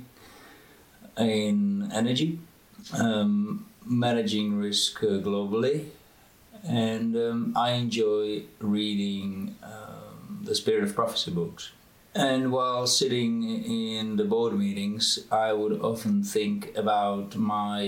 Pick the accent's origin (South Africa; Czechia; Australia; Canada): Czechia; moved away as an adult; also born or lived in United States / Oxford, England / London, England / Boston, United States; I was born in the Czech Republic, and when I was 18, I went to study to America.